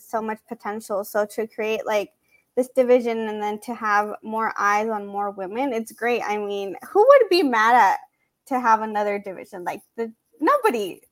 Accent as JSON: {"language": "English", "town": "San Marcos", "region": "California", "country": "United States", "tie": "born or raised there", "said": "around where my hometown is. She's from Carlsbad and I'm from San Marcos."}